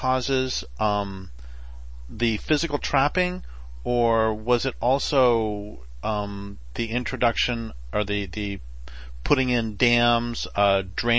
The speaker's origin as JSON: {"language": "English", "region": "Colorado", "country": "United States", "tie": "born or raised there", "also_born_or_lived": "Nevada / North Idaho", "moved": "yes", "lives_now": "Northern California, United States", "said": "I grew up in the West. I grew up in Colorado and then lived in Nevada and lived in North Idaho, and now it's Northern California"}